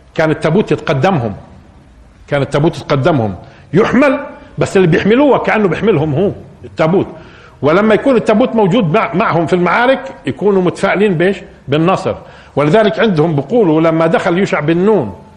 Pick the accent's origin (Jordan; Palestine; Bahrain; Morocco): Palestine; احنا كفلسطينيين